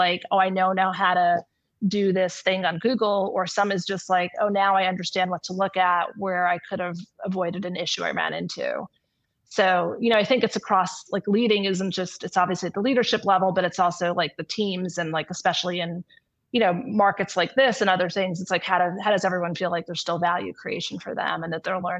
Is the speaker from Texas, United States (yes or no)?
no; New York, United States; now in California, United States; I'm originally from New York